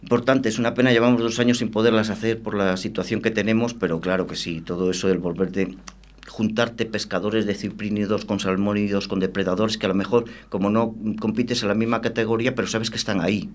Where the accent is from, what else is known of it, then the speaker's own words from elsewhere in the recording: Extremadura, Spain; moved away as an adult; now in Valladolid, Spain; yo soy extremeño, claro, yo llevo ocho años aquí en Valladolid